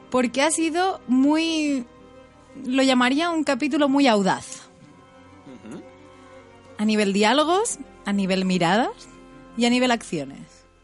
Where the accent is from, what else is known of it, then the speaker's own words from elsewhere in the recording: northern Spain, Spain; Yo tengo que decir, en su defensa, como norteña